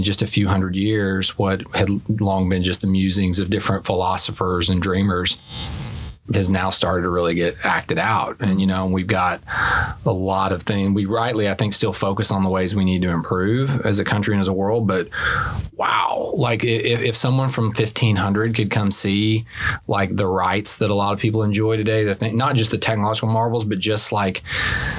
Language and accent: English; Springdale, Arkansas, United States; moved away as an adult; now in Little Rock, United States; We moved up to Springdale when I was 3 or 4, school age, and I did K through 12 up there.